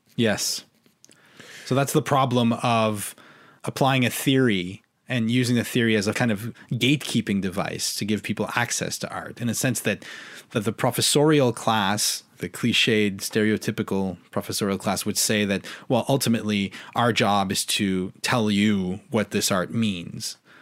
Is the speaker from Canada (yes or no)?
yes; Canada; I'm a Canadian